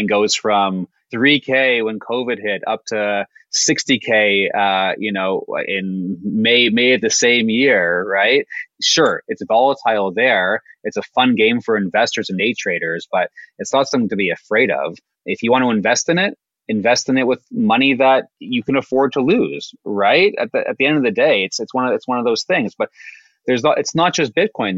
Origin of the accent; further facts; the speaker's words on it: Canada; we're Canadian too